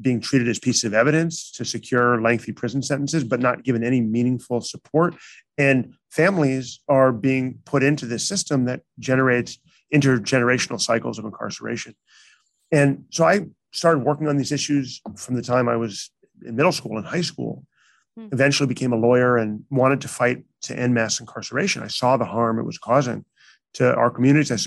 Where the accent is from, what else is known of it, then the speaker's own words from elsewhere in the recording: Chicago, Illinois, United States; also born or lived in New York; now in San Francisco, United States; I did grew up mostly in Chicago